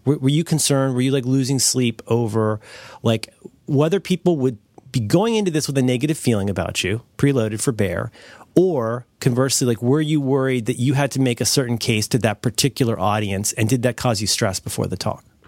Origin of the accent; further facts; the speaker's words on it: Ohio, United States; I'm from the Midwest, your mo-, I'm from Ohio